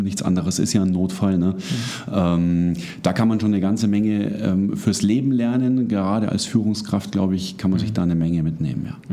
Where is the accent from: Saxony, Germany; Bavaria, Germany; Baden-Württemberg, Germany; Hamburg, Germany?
Bavaria, Germany; Munich; ich komme aus München.